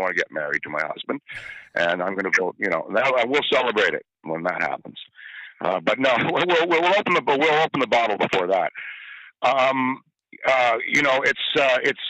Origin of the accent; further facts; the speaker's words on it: Ottawa, Ontario, Canada; I grew up in Ottawa